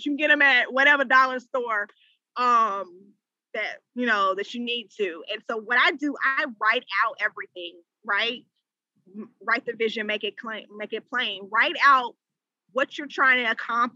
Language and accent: English; Charlotte, North Carolina, United States; moved away as an adult; also born or lived in Washington, D.C. / Maryland / Virginia area; I'm from Charlotte. I recently relocated back to Charlotte, but I've been primarily in the DMV, so the DC, Maryland, Virginia area for majority of my career